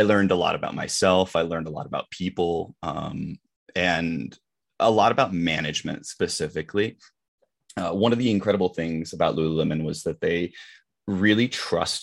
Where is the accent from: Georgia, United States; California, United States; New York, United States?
California, United States; moved away; also born or lived in Colorado; I am originally from California. I did go to high school in Colorado